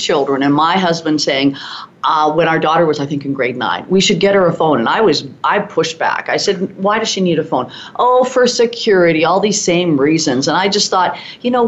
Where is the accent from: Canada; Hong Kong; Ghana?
Canada; Swift Current, Saskatchewan; moved away as an adult; also born or lived in East End, Saskatchewan; now in Calgary, Canada; I grew up in Swift Current